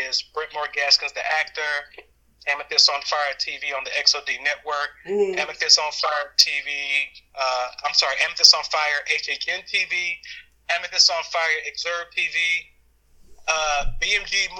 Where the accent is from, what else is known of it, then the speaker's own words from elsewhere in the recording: New York City, New York, United States; As a kid growing up in Brooklyn, New York, I was the youngest of nine